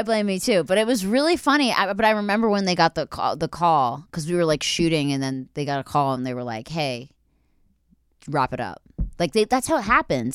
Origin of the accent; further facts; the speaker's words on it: Philadelphia, Pennsylvania, United States; I'm from Philly